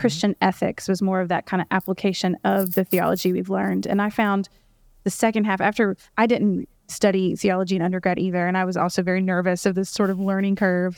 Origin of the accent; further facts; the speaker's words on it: Louisville, Kentucky, United States; I grew up here in Louisville